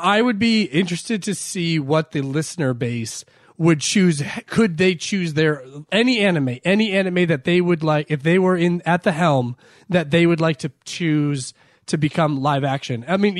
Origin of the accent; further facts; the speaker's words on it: Ireland; Oh, I was like, me? Why are you including me in that? Because I'm Irish?